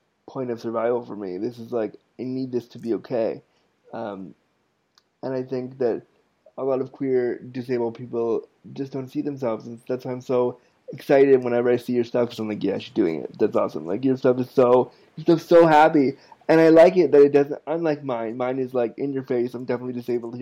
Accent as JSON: {"language": "English", "country": "United States", "tie": "born or raised there", "moved": "yes", "lives_now": "Canada", "said": "I was born in the States"}